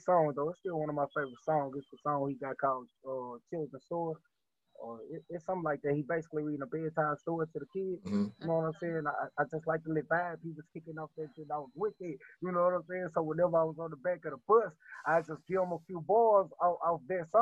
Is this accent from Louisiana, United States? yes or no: yes; Baton Rouge, Louisiana, United States; I'm from Baton Rouge, Louisiana. I come from a little spot called Allison, you know what I'm saying? In Baton Rouge